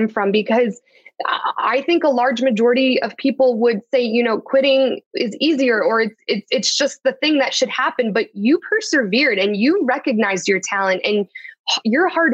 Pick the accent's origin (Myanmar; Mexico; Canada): Canada; Toronto, Ontario; now in Edmonton, Canada; I'm from Edmonton, so I'm from Toronto, but I'm in Edmonton right now